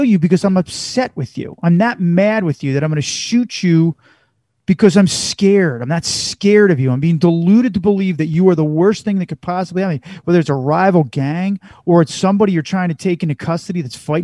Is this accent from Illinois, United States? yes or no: yes; Chicago, Illinois, United States; we're from Chicago or we're from that area.